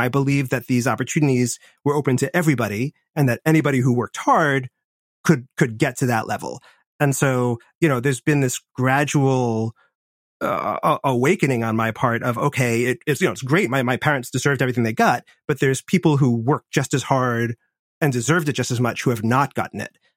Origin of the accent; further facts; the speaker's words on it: Washington, District of Columbia, United States; I grew up in Washington, D C, in the seventies and eighties